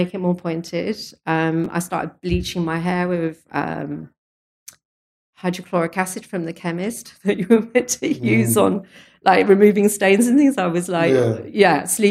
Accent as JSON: {"language": "English", "town": "Chelmsford", "region": "East of England", "country": "United Kingdom", "tie": "born or raised there", "said": "I was born in Chelmsford in Essex."}